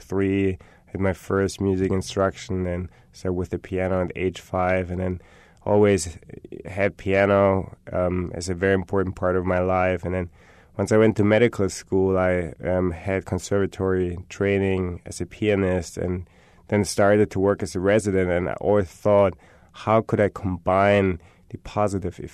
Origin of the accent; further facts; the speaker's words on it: Germany; moved away; I'm from Germany